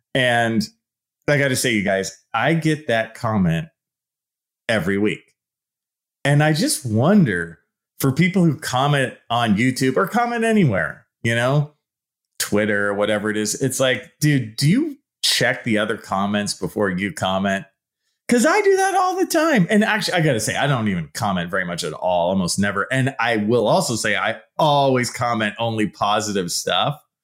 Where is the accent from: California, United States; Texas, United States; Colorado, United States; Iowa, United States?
California, United States; San Leandro; I grew up in the East Bay in a town called San Leandro. It's right below Oakland.